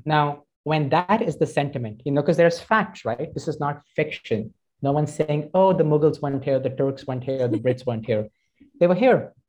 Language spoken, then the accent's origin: English; Delhi, India; moved away; also born or lived in Toronto; I grew up in Delhi